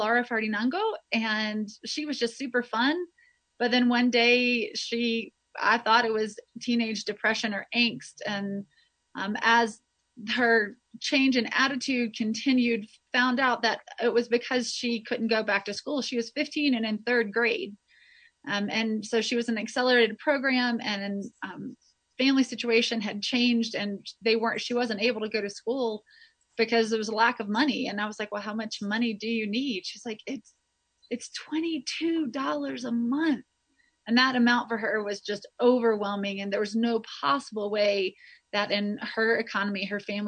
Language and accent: English; North Carolina, United States; moved away as an adult; also born or lived in Sewanee, Tennessee / Spartanburg, South Carolina; now in Quito, Ecuador; I am originally from North Carolina